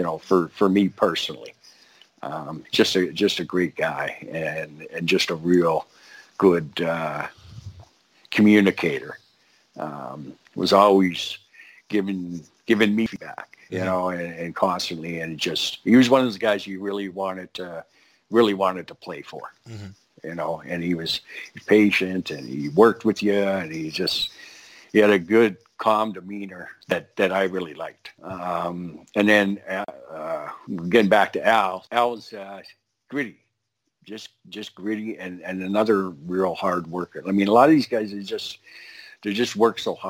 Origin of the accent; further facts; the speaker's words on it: Lethbridge, Alberta, Canada; I grew up in Lethbridge, so I didn't live on a farm